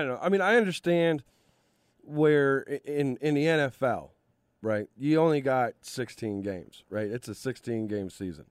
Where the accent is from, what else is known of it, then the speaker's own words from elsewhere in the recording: Cleveland, Ohio, United States; my hometown, Cleveland